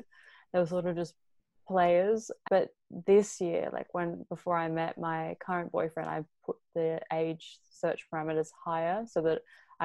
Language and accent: English; Australia; accent: Australian; moved away; I'm Australian